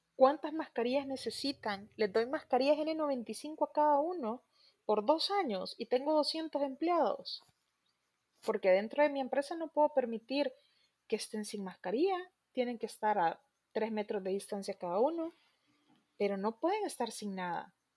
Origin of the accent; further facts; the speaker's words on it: El Salvador; nosotros como salvadoreños